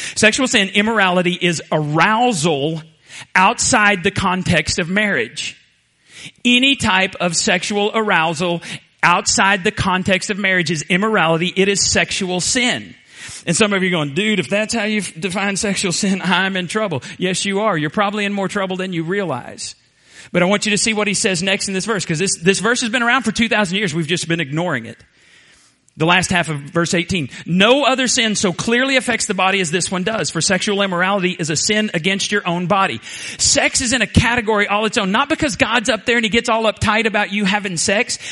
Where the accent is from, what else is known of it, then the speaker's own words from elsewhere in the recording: Borger, Texas, United States; moved away; I graduated from Borger High School in 1982